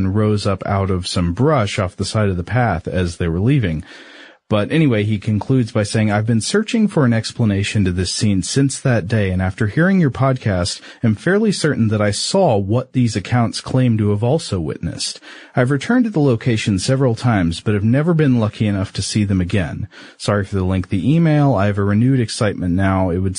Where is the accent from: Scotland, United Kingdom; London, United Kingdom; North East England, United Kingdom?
Scotland, United Kingdom; Now, I'm from Scotland, and we don't have illuminated sea creatures very much.